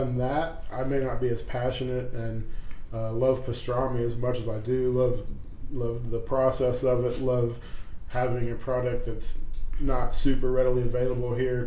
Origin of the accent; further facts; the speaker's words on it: Independence, Missouri, United States; also born or lived in Brooklyn, New York; I am from Independence, born and raised, pretty much lived there my whole life.